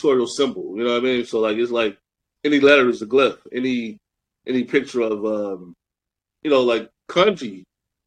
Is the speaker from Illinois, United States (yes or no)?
yes; Chicago, Illinois, United States; I'm all the way from Chicago